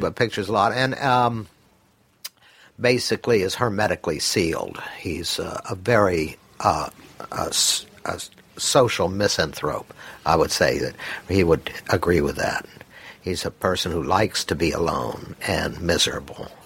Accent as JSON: {"language": "English", "region": "Mississippi", "country": "United States", "tie": "born or raised there", "said": "I was born in Mississippi"}